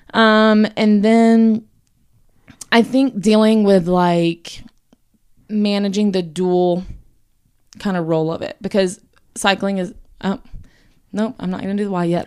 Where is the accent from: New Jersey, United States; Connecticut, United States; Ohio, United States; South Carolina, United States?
South Carolina, United States; I'm from South Carolina, like John. You hear it more in my voice, I feel like, than John's, but, um, yeah, born and raised there